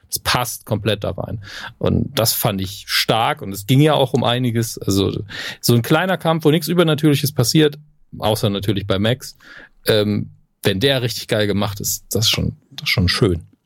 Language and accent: German; Germany; bei uns in Deutschland